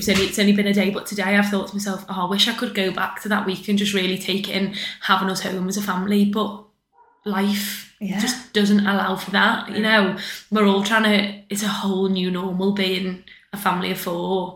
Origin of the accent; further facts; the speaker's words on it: Crosby, North West England, United Kingdom; also born or lived in West Derby; I am originally from Crosby, so all my family and my kind of friendship group are Crosby, Formby, Southport.